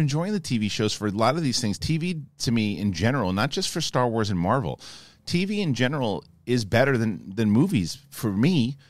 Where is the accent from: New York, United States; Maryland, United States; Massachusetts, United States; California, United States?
Massachusetts, United States; Boston; I'm definitely from Boston, and all that stuff too.